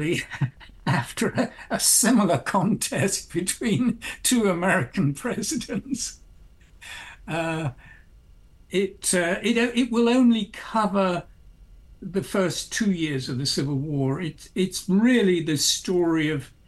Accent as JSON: {"language": "English", "region": "England", "country": "United Kingdom", "moved": "as an adult", "lives_now": "United States", "said": "student from England"}